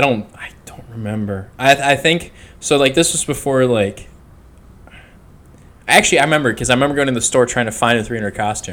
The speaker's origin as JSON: {"language": "English", "region": "Minnesota", "country": "United States", "tie": "born or raised there", "moved": "yes", "lives_now": "Florida, United States", "said": "since I moved away from Minnesota"}